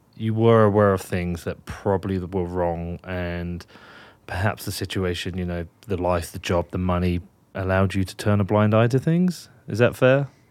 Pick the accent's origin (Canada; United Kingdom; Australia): United Kingdom; now in Wyoming, United States; I'm British